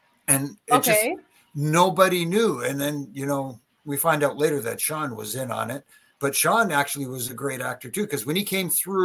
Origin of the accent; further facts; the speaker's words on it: Canada; born and raised in Canada